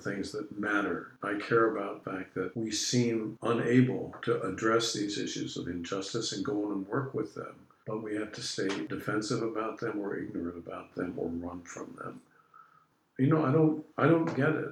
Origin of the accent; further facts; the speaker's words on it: Arlington, Virginia, United States; moved away as an adult; now in Richmond, United States; When I was growing up, I grew up in Arlington